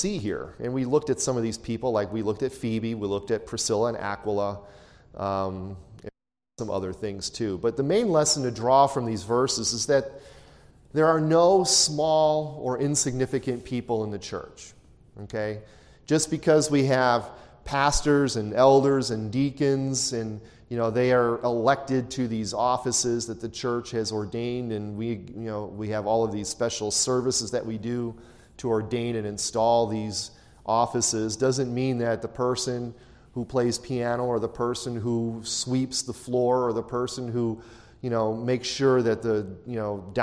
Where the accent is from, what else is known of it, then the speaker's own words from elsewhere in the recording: Chicago, Illinois, United States; growing up in Chicago, when I was in high school